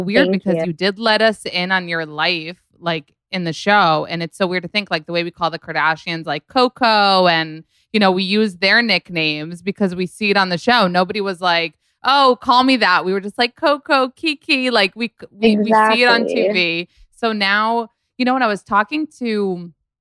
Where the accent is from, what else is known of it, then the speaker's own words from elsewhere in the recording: Israel; moved away; I grew up in Israel